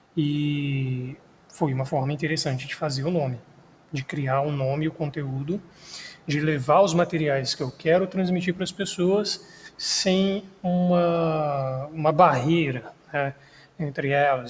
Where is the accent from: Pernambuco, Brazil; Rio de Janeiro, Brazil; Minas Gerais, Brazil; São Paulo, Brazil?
Minas Gerais, Brazil; eu sou mineiro